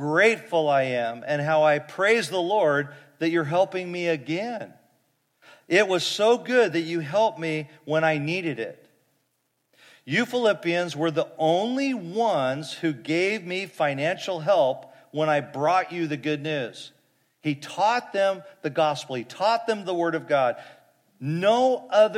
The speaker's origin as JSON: {"language": "English", "town": "Fresno", "region": "California", "country": "United States", "tie": "born or raised there", "said": "I grew up in Fresno"}